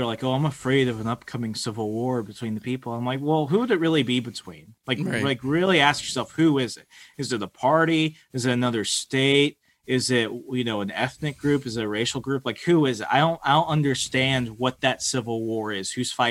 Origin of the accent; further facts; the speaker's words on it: Virginia, United States; But in the way, it's like, look where I lived, look where I grew up. Like, I am culturally a Southerner. And I love Virginia.